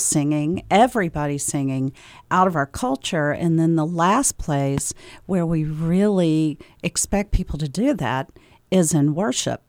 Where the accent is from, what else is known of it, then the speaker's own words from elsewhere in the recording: the South, United States; moved away as an adult; also born or lived in Tennessee / Georgia / Maine; now in Concord, United States; I am from the South. I grew up in Tennessee and in Georgia, and then moved here, moved to New England in the year two thousand